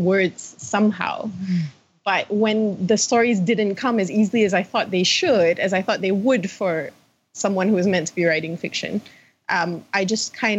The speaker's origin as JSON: {"language": "English", "country": "Malaysia", "said": "I'm from Malaysia"}